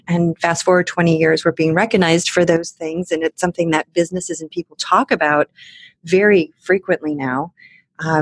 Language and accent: English; Michigan's Upper Peninsula, United States; also born or lived in Germany; now in Chicago, United States; I grew up in Michigan's Upper Peninsula